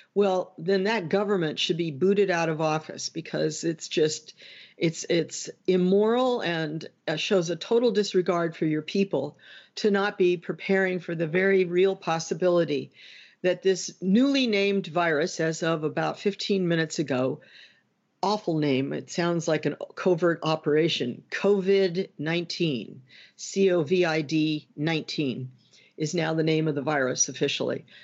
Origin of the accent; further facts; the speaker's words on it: United States; as an American